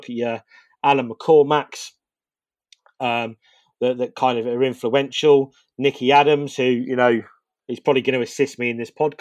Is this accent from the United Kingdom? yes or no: yes; Northampton, East Midlands, United Kingdom; born or raised there